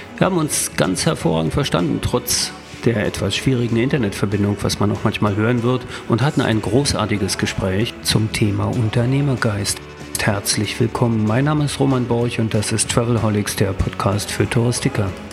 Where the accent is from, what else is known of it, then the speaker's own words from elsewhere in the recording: East Germany, Germany; ich komme ja aus dem Osten, in der DDR